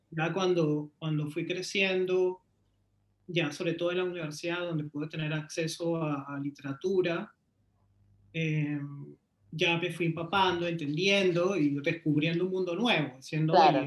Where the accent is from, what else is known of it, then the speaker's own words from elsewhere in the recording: Lima, Peru; yo soy de Lima, Perú. Eh, crecí en un barrio de clase media